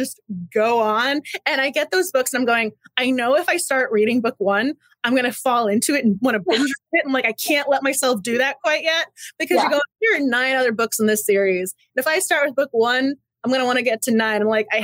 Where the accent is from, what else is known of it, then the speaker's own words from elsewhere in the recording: Massachusetts, United States; moved away; I'm from Massachusetts originally